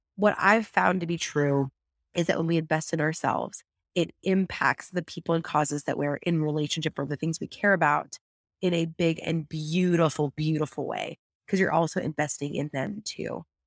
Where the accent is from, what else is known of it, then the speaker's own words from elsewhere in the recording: San Luis Obispo, California, United States; here on the Central Coast in my hometown of San Luis Obispo